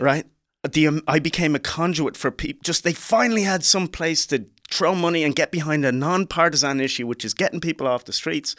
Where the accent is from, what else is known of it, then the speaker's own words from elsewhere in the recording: Dublin, Leinster, Ireland; accent: Irish; moved away as an adult; also born or lived in Liberia; now in United States; I'm from Dublin, Ireland